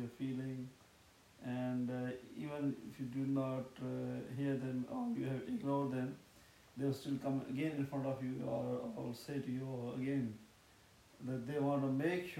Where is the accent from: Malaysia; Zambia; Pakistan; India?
Pakistan; I'm Pakistani, background and Pakistani